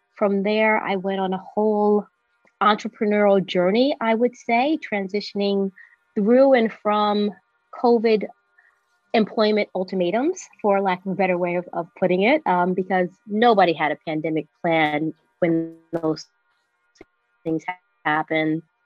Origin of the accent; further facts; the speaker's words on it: New York City, New York, United States; now in upstate New York, United States; I'm a New Yorker through and through, born here, raised here